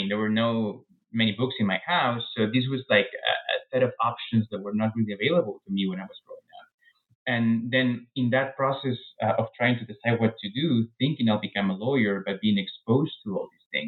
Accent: Peru; moved away as an adult; now in United States; I was born in Peru, raised in Peru, and I really stayed in Peru until I was 26 or so when I came to the U.S. for grad school

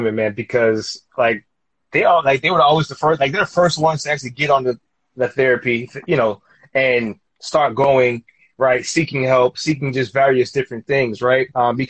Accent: Queens, New York, United States; growing up in Queens, like, you know what it is.

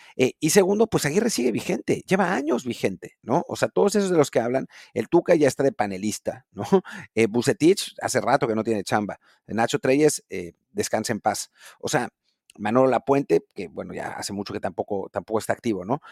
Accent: Mexico

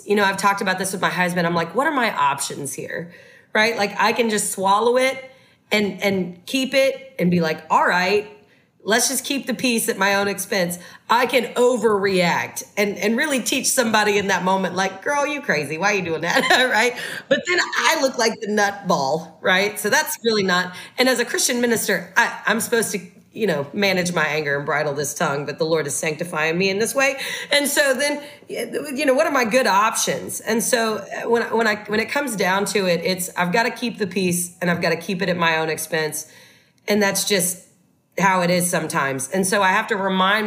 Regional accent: the South, United States; I was raised in the South

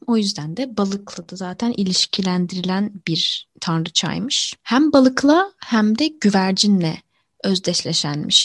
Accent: Mediterranean Region, Turkey; Akdenizli bir insan olarak

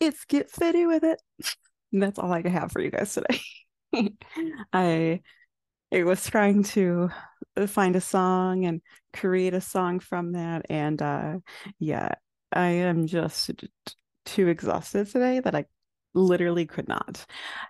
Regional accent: Illinois, United States; I loved just like all of the like fun little things that like we had in common, like with gaming and growing up in Illinois and things of that nature.

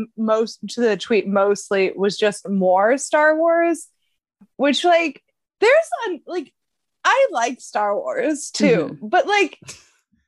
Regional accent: United States; we're American

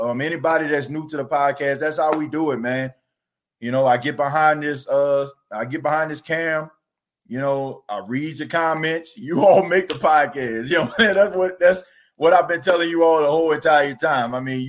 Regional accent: New Orleans, Louisiana, United States; now in Myrtle Beach, United States; I was born and raised in New Orleans. I stay in Myrtle Beach, South Carolina. You know, I'm a radio personality out here, but I bleed black and gold, and I'm definitely from New Orleans, man. Born and raised, in the Ninth Ward

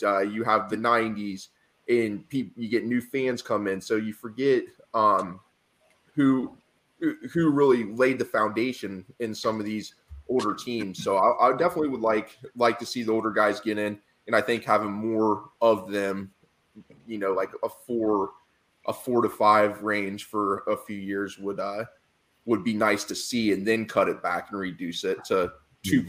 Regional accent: Central Ohio, United States; I'm from Central Ohio where there's Browns fans and Pittsburgh Steelers fans

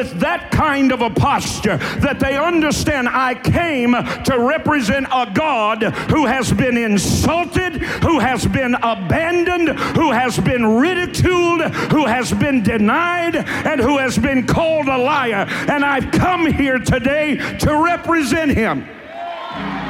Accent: Warfield, Kentucky, United States; I'm from Eastern Kentucky

